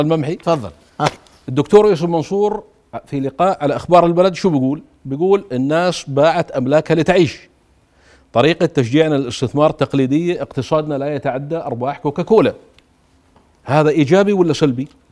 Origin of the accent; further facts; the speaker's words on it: Jordan; انا كاردني